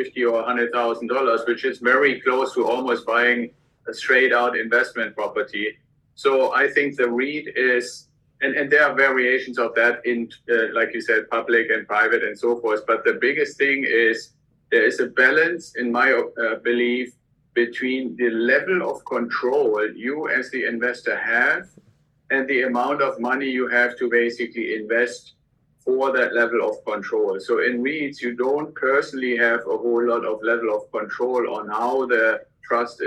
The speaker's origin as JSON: {"language": "English", "country": "Germany", "also_born_or_lived": "Santa Barbara area, United States", "accent": "German", "second_language": "English", "moved": "as an adult", "lives_now": "United States", "said": "the accent that you probably still hear when I'm talking is from Germany originally. I came to the US with the military."}